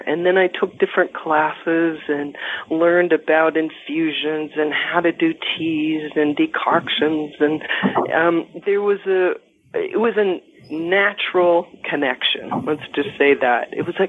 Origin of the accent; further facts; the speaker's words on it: Colorado, United States; also born or lived in Crestone, Colorado / Virgin Islands / Victoria, British Columbia; I'm from Colorado, though, and I've lived all over the western slope in the mountains of Colorado, but this is more in the central south area. It's just about 2.5 hours north of Santa Fe, New Mexico.